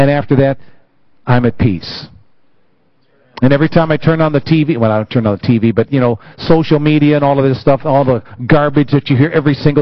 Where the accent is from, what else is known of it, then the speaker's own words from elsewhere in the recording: United States; it my home country